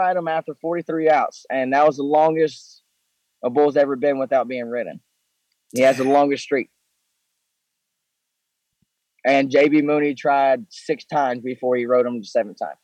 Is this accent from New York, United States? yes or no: no; Mississippi, United States; I'm from Mississippi